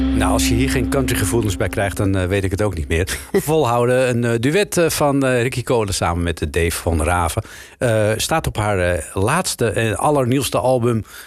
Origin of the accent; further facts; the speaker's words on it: Amsterdam, North Holland, Netherlands; also born or lived in Haarlem; ik ben eh, natuurlijk een Amsterdammer. Dus ik moet altijd eh, verbloemen dat ik uit Amsterdam-West kom.